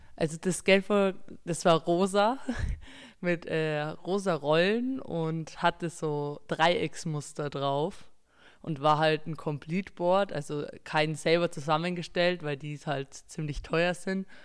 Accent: Berchtesgaden, Bavaria, Germany; ich bin 17 Jahre alt, bin aus Berchtesgaden

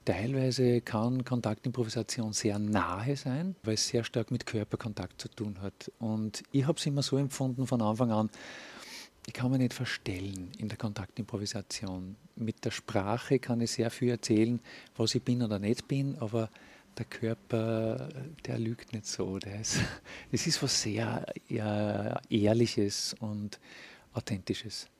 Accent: Linz, Upper Austria, Austria; Ich bin Linzer

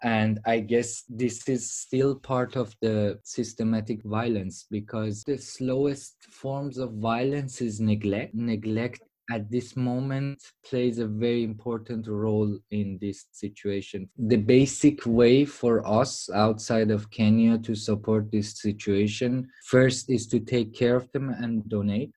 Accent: Iran; moved away; I'm also from Iran

